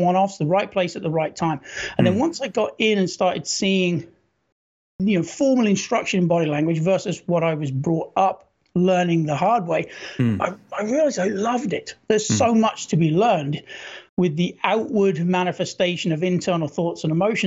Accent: Norfolk, East of England, United Kingdom; moved away as an adult; also born or lived in London; now in United States; I've been in the States since 96, but I served with a Royal Marine Commandos from 91 to 95. Before that, I lived in Norfolk in England

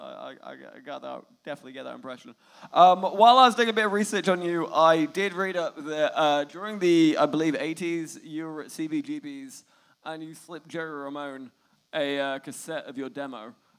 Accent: England, United Kingdom; I'm from England.

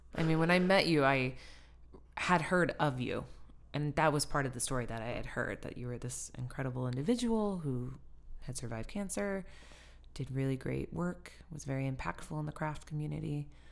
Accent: Sioux City, Iowa, United States; moved away; also born or lived in Apalachicola, Florida / Philadelphia; I'm from Sioux City

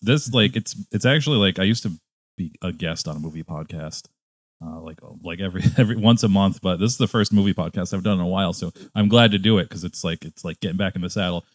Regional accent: Connecticut, United States; also born or lived in upstate New York / New York City; now in Chicago, United States; I'm originally from Connecticut, and then I lived in upstate New York, and then I lived in, uh, downstate

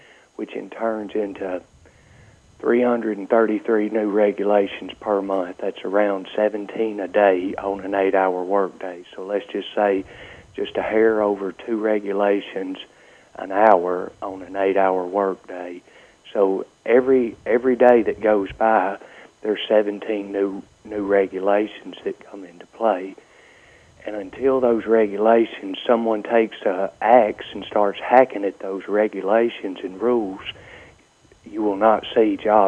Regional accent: Cleveland, Mississippi, United States; accent: Southern; also born or lived in Tippah County, Mississippi / DeSoto County, Mississippi; I was born in Cleveland, Mississippi, but all my roots and all my folks are in Tippah County, and I lived there in Tippah County for a while and then came to DeSoto County

